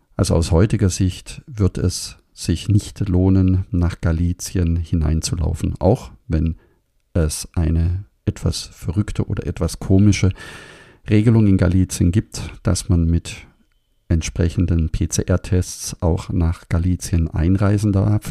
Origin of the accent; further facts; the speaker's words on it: Germany; bei uns in Deutschland